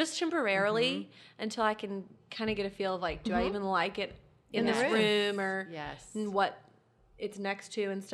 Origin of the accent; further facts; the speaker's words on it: Mobile, Alabama, United States; moved away; Mobile, in my hometown